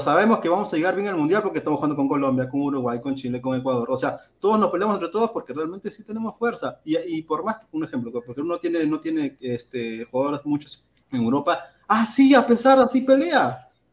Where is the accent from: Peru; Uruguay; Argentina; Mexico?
Peru